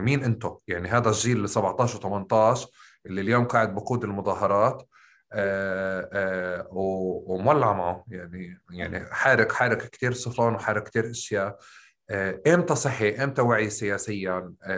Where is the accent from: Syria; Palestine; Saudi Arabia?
Palestine; Tulkarm, West Bank; طول كرم احنا بنحكي بالقاف